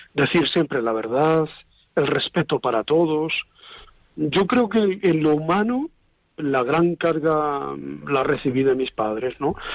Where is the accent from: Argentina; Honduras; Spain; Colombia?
Spain; Santa Cruz de Tenerife, Canary Islands; moved away; also born or lived in Covadonga; Yo soy canario, sí. Nací en Santa Cruz de Tenerife. Eh, mi familia siempre ha vivido en un barrio de la capital que se llama María Jiménez